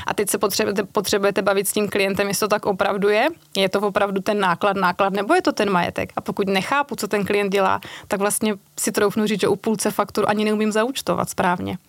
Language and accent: Czech; Moravia, Czechia; moved away as an adult; also born or lived in Brno; now in Prague, Czechia; já pocházím z Moravy, tam jsem si našla manžela Pražáka